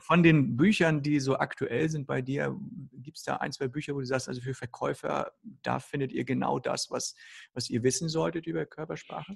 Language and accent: German; Northern Germany, Germany; now in Hamburg, Germany; bei uns im Norden, besonders hier in Hamburg